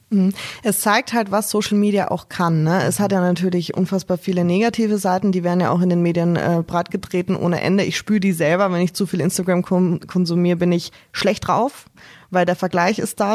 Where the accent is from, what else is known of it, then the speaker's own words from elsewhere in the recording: Austria; moved away; ich bin gebürtige Österreicherin und ich war ähm, zu Weihnachten zu Hause natürlich